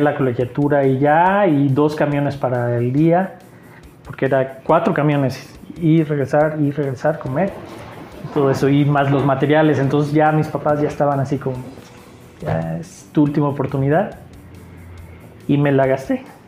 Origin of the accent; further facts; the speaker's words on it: Aguascalientes, Mexico; also born or lived in Mexico City / Mexicali; Nací en la Ciudad de México. Muy chico me fui a, me llevaron más bien a vivir a Mexicali y a los ocho años llegué aquí a Aguascalientes. Desde que tengo ocho años hasta ahorita que tengo 43 años, he vivido aquí